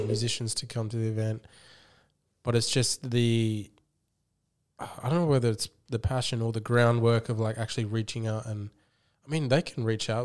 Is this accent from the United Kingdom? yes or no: no; Australia; that's how I view myself as, as an Australian